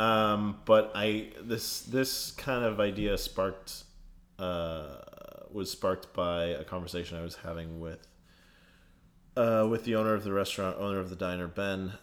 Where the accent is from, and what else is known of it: Canada; born or raised there; now in Toronto, Canada